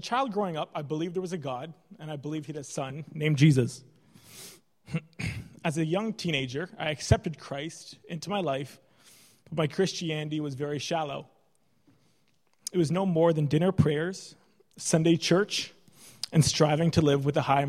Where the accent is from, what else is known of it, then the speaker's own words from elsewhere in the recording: Canada; moved away as an adult; now in Ireland; when I came to Ireland as a Canadian medical student